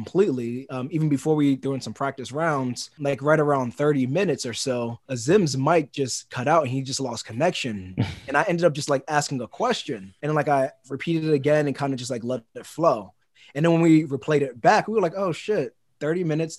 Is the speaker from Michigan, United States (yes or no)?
no; New York City, New York, United States; also born or lived in Concord, New Hampshire; born and raised in Brooklyn, New York